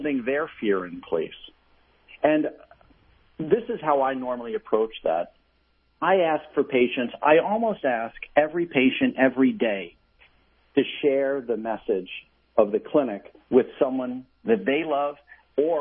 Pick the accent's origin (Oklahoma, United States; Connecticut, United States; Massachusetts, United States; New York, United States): New York, United States; my very good friend, Dave, who was a wonderful gentleman I grew up with in New York